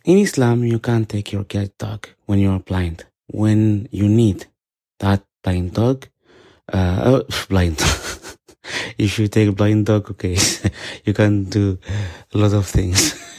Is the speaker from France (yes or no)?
yes; France; English is a second language; I'm Muslim and I am from France